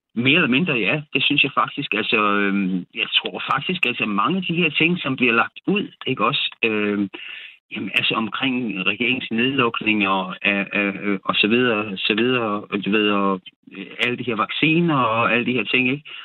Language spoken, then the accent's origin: Danish; Odense, Southern Denmark, Denmark; her i øh, Odense. Okay. Hvor jeg voksede op